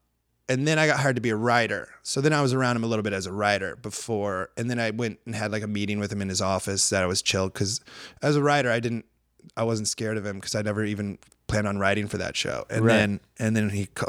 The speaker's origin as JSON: {"language": "English", "region": "Iowa", "country": "United States", "moved": "as an adult", "lives_now": "Los Angeles, United States", "said": "when I lived in Huntington Beach for 1 year when I moved to Los Angeles from Iowa"}